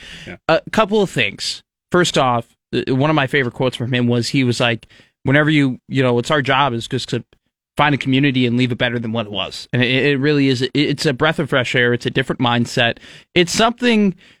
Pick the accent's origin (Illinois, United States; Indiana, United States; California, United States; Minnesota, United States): Illinois, United States; Chicago; now in Nebraska, United States; As an outsider myself, someone from Chicago